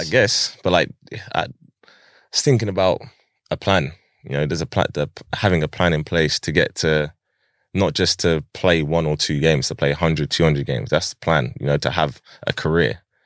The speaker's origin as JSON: {"language": "English", "town": "Pinner", "region": "London", "country": "United Kingdom", "tie": "born or raised there", "said": "I lived in different places in Harrow in, throughout my childhood. And, uh, I grew up in, like, probably the majority of the time that I grew up was in Pinner"}